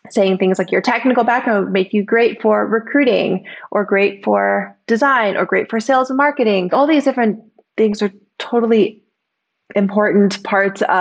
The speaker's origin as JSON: {"language": "English", "area": "Bay Area", "region": "California", "country": "United States", "tie": "born or raised there", "said": "I grew up in the Bay Area."}